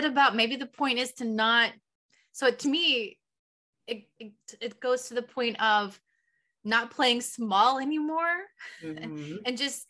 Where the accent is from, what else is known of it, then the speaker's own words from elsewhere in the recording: Texas Panhandle, United States; also born or lived in Houston, Texas; I grew up in the Texas Panhandle. And so you would see those just tumbling across the highway. I got a allergy test years later, after I had already moved to Houston.